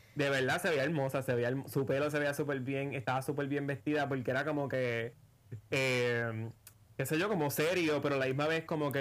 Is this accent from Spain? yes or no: no; Puerto Rico; somos dos ciudadanos puertorriqueños que se preocupan por su país